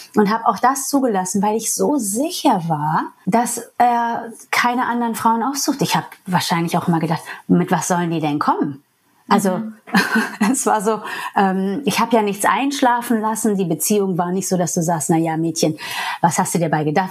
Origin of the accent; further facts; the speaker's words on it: New York, United States; first language English; German is a second language; moved away as an adult; now in Germany; ich bin Amerikanerin eigentlich. Englisch ist meine Muttersprache. Und in New York, wo ich herkomme